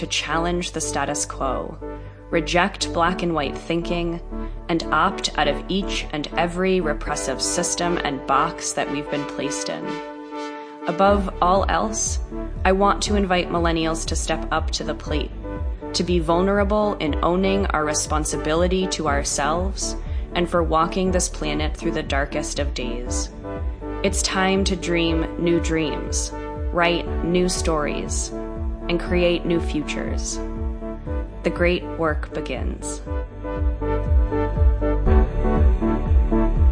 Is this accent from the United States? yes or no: yes; East Coast, just north of New York City, United States; moved away as an adult; also born or lived in New Jersey; now in Topanga, United States; I grew up on the East Coast, right just north of New York City.